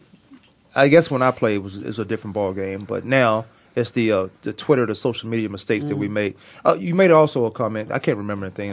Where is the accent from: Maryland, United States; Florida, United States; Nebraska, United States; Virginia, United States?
Virginia, United States; accent: Virginia; moved away; As long as I've been in here, you can still hear Virginia in me